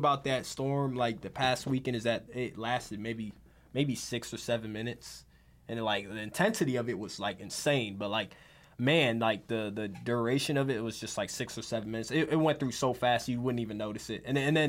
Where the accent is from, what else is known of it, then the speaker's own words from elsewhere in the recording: Florida, United States; I'm from Florida. So if y'all don't know, I'm a Florida native. But I've been in a fair share amount of hurricanes.